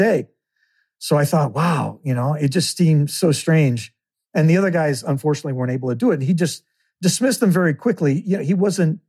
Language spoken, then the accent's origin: English; Illinois, United States; moved away as an adult; now in California, United States; growing up in Illinois